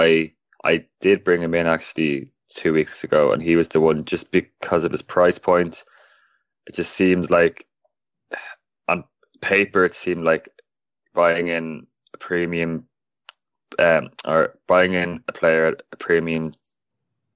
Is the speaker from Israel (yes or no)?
no; Ireland; I am Irish